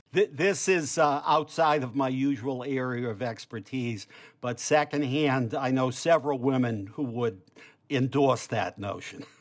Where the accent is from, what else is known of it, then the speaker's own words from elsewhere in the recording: Boston, Massachusetts, United States; accent: Dorchester; I grew up where Galvin and Morton intersected, which was right where Irish Catholic Dorchester abutted then Jewish Mattapan.